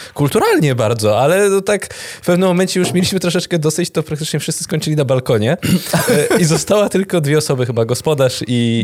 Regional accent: Góra Kalwaria, Masovian Voivodeship, Poland; wychowaliśmy się w Górze Kalwarii

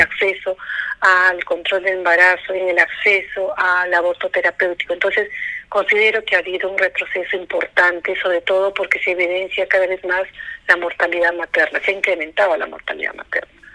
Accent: Peru; así somos los peruanos

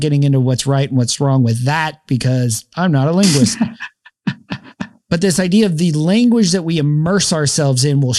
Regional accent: the South, United States; accent: Southern Spanglish; I know baño means bathroom and I use it in my Spanish, my Southern Spanglish accent.

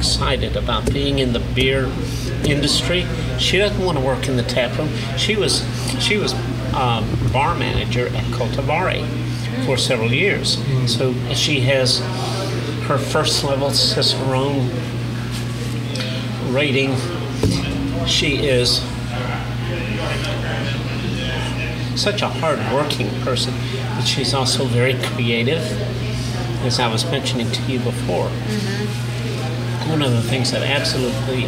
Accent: New York City, New York, United States; now in Houston, United States; So I spent most of my teenage years growing up in New York.

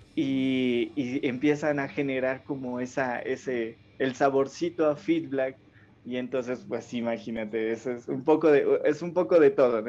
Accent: Ipiales, Nariño, Colombia; now in Pasto, Colombia; yo soy de Ipiales que, estoy más cerca, eh, nací pues más cerca a, Ecuador

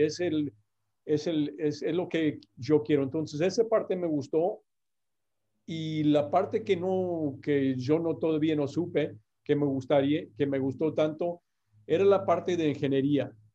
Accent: Indiana, United States; Spanish is a second language; now in Brownsville, United States; yo soy de Indiana y otra vez en, en, estos años de, vinimos a, a, Brownsville, Texas, aquí por la frontera, ah, en 1980

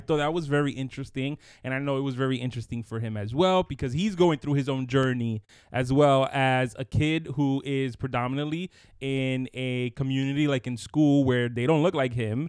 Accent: New York City, New York, United States; I grew up in Brooklyn, you know, going to a Latin church

